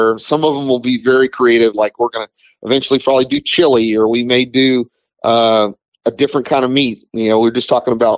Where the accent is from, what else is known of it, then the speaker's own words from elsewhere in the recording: Texas, United States; I'm a Texan.